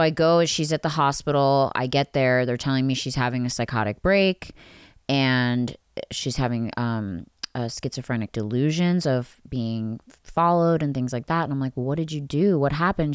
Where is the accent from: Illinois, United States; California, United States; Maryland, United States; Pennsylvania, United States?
Pennsylvania, United States; I grew up in Pennsylvania